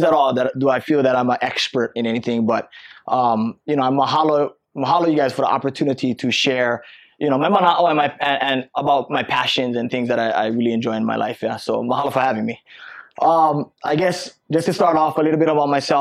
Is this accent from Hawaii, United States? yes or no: yes; Waialua, Hawaii, United States; growing up, I'm from Waialua, Oahu on the North Shore